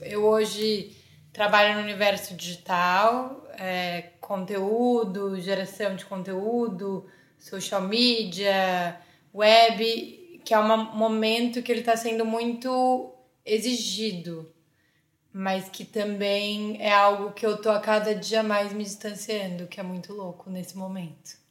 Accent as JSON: {"language": "Portuguese", "town": "Campinas", "region": "São Paulo", "country": "Brazil", "moved": "as an adult", "lives_now": "São Paulo, Brazil", "said": "sou de Campinas, uma cidade perto de São Paulo"}